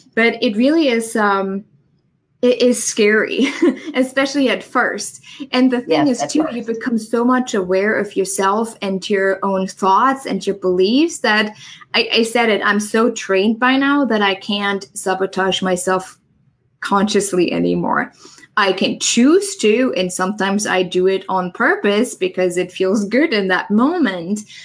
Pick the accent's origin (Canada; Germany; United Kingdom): Germany; English is a second language; moved away as an adult; now in United States; I'm originally from Germany. I moved here to the US about nine years ago